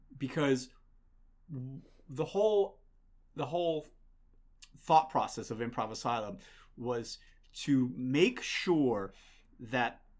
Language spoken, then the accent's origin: English; Grafton, Massachusetts, United States; I grew up outside of Worcester, right next to Worcester in Grafton, Mass